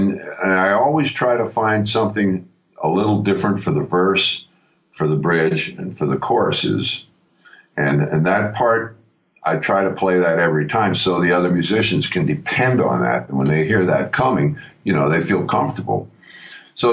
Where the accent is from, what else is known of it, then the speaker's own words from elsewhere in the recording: New York, United States; When I was a kid growing up in New York